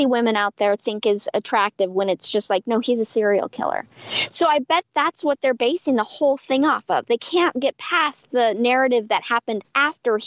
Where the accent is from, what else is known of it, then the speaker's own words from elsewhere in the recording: Oregon, United States; I was born in Oregon